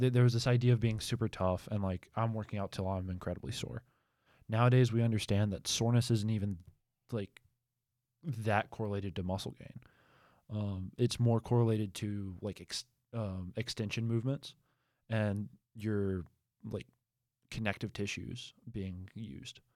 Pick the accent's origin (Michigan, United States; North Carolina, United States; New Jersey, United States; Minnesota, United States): North Carolina, United States; Albemarle; moved away; I'm from Albemarle